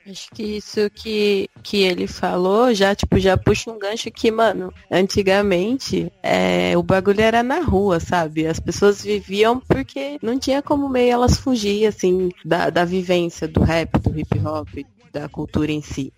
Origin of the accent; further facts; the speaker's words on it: interior of São Paulo, Brazil; eu sou sou do interior de São Paulo